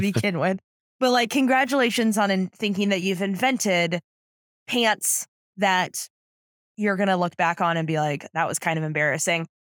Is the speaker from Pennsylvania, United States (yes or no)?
no; San Diego, California, United States; I grew up, I'm from San Diego